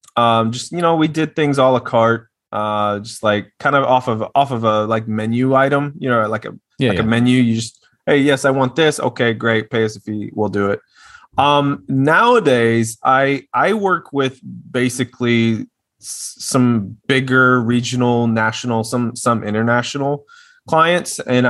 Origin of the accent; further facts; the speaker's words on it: Little Rock, Arkansas, United States; moved away as an adult; now in Austin, United States; Yes, from Little Rock. I am from Little Rock.